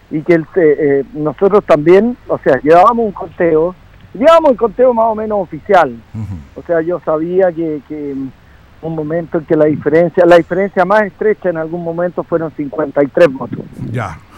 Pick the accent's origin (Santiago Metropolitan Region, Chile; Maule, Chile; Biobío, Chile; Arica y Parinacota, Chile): Maule, Chile; Longaví; Longaví en mi tierra